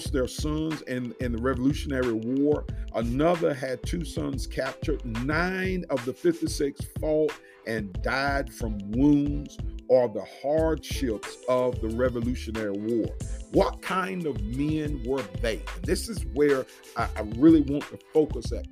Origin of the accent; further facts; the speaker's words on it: United States; We enjoy this freedom as Americans